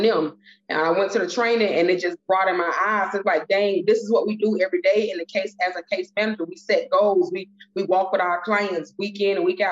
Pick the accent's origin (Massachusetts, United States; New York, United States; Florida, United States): Florida, United States; Miami; also born or lived in Tallahassee, Florida; I'm originally from Miami, Florida. Dade County, all the way, still to this day.